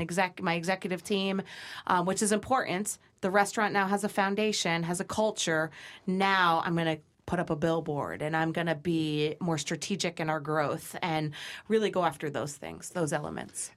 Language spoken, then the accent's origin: English; Brookfield, Connecticut, United States; Brookfield Dairy is my hometown